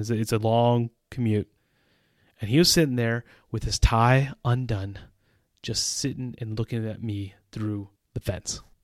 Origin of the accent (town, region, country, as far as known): United States; moved away as an adult; also born or lived in Central Europe